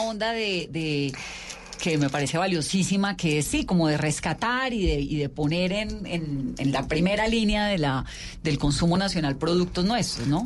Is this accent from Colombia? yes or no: yes; Valle del Cauca, Colombia; yo soy vallecaucana